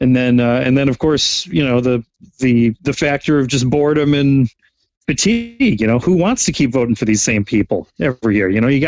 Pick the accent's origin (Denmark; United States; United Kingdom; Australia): United States; Lakewood, Ohio; now in Canada; I'm from Lakewood, Ohio, which is a few hours, I don't know, maybe an hour from there.